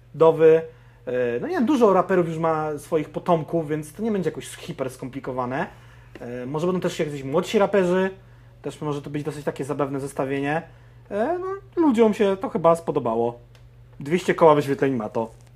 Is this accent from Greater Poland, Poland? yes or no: yes; Konin, Greater Poland, Poland; jestem z Konina, więc też jakby Wielkopolska miała to na mnie wpływ